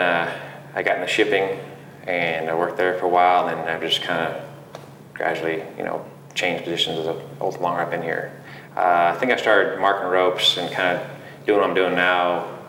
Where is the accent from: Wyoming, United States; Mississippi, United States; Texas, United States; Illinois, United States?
Wyoming, United States; Big Piney; also born or lived in Riverton, United States / Laramie, United States; It's a great place to grow up. It was, you know, small town, just population 1,000 there, but went to school there, grew up there, ended up going to Central Wyoming College in Riverton, and then ended up going to Laramie